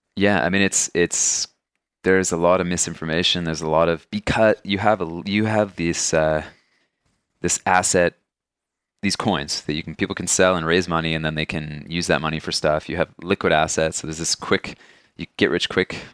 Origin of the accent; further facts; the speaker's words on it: Canada; as a Canadian